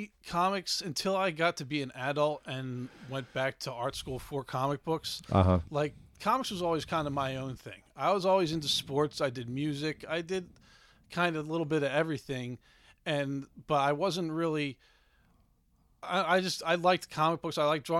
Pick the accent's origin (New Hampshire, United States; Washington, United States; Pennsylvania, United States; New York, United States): Pennsylvania, United States; Swarthmore; also born or lived in Gettysburg / Savannah; Swarthmore in Delaware County.